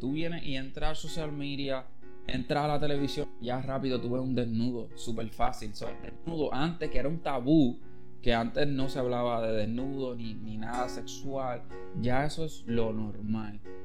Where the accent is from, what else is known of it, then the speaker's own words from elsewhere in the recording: Caguas, Puerto Rico; de donde yo vengo, de Villa de Castro Cagua